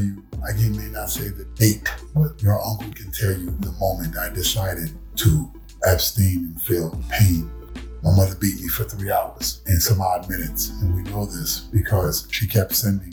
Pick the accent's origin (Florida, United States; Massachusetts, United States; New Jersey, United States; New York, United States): New York, United States; New York City; I was born in Bronx. Born in Bronx at Long Hospital, 1972